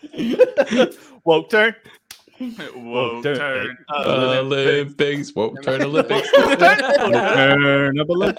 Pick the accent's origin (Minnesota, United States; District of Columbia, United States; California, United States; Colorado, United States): California, United States; San Diego; growing up in San Diego